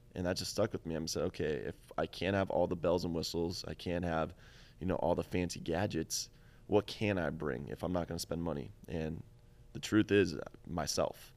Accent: Boston, Massachusetts, United States; I'm from Boston

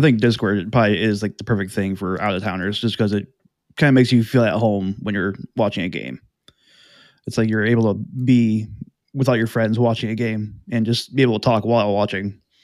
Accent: Elyria, Ohio, United States; moved away as an adult; now in Columbus, United States; really came from Elyria, which is about if anyone doesn't know, it's about thirty minutes west of, uh, Cleveland

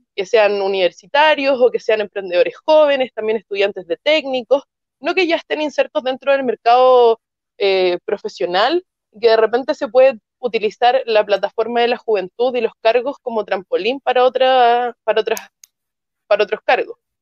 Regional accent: Valparaíso, Chile; yo soy de Valparaíso

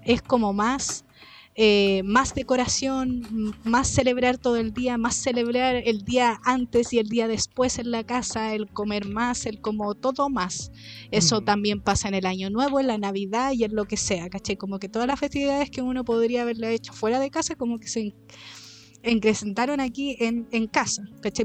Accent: Chile; uno como es chileno

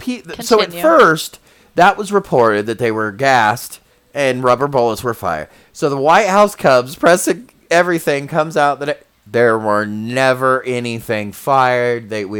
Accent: United States

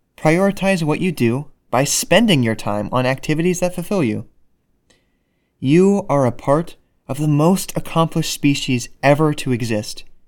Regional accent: United States; As an American

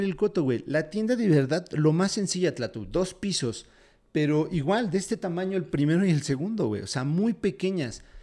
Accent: Mexico; soy mexicano

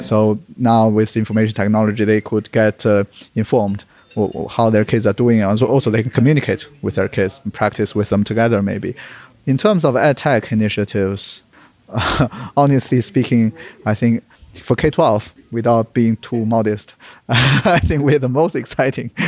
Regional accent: Beijing, China; moved away; also born or lived in United Kingdom / London; always wanted to do some service to my hometown as well. I was born in Beijing

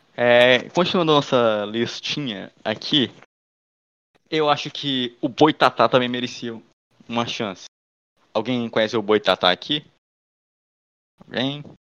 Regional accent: Northeast Region, Brazil; a gente seja do Nordeste

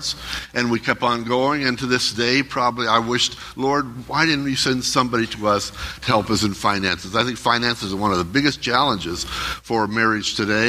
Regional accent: California, United States; I was from California

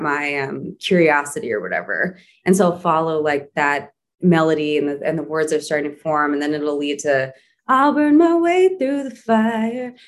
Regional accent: Wauwatosa, Wisconsin, United States; moved away as an adult; also born or lived in New York; growing up in Wauwatosa, Wisconsin

